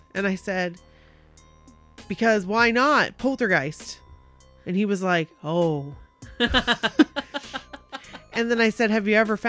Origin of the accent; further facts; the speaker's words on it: Chicago, Illinois, United States; I grew up in Chicago.